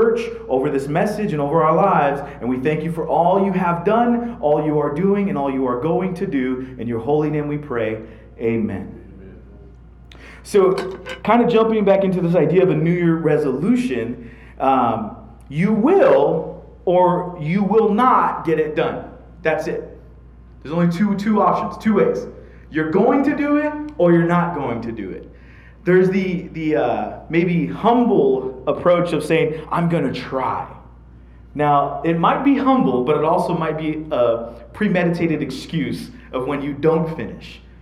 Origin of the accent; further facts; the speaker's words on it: United States; being an American myself